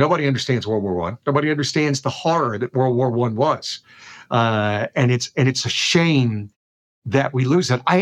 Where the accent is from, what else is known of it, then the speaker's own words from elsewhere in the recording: South Alabama, United States; moved away as an adult; I grew up in South Alabama in the 60s